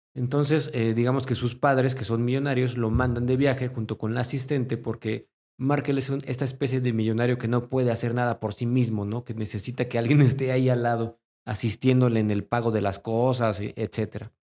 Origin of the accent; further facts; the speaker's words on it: Mexico; nosotros como mexicanos en este país